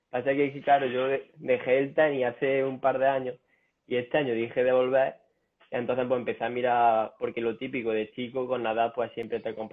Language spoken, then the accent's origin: Spanish; a village in Jaén, Andalusia, Spain; Soy de Jaén, de un, pueblo de Jaén.